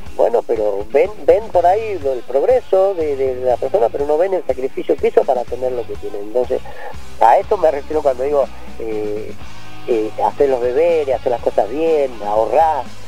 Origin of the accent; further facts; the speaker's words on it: San Rafael, Mendoza, Argentina; now in Rincón de los Sauces, Argentina; yo nací en San Rafael, en un pueblito que se llama Gus, Gouge